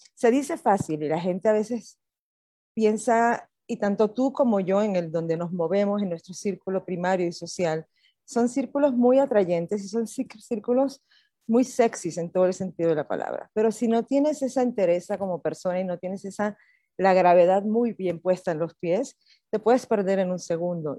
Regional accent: Puerto Rico; moved away as an adult; now in Mexico City, Mexico; yo soy puertorriqueña

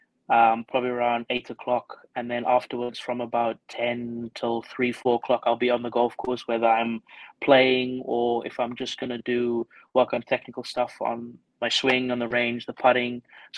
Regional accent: Scotland, United Kingdom; also born or lived in Stellenbosch, South Africa; Well, I was born here in South Africa in Stellenbosch, but when I was 8 years old, I moved over to the UK. So we actually moved to Scotland.

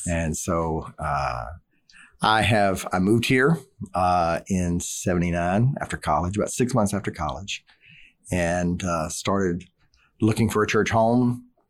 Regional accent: Southeast Louisiana, United States; I grew up in Southeast Louisiana

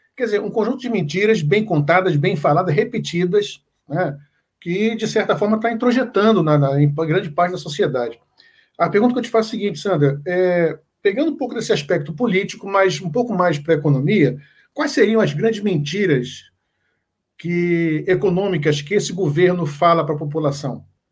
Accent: Pernambuco, Brazil; eu sou pernambucano

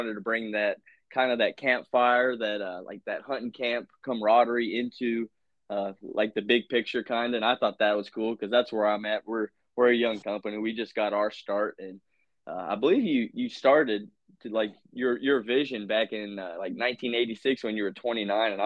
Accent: Virginia, United States; now in Indiana, United States; I grew up in Virginia

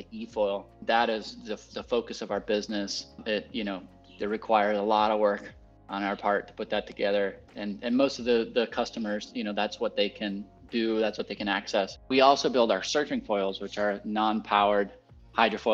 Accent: Puerto Rico; I was born and raised here in Puerto Rico, to an American family that immigrated down here a long time ago in the 70s

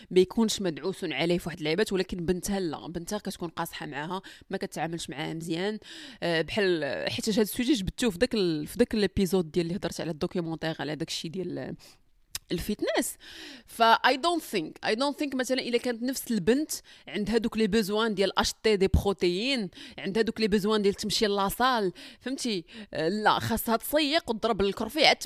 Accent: Morocco

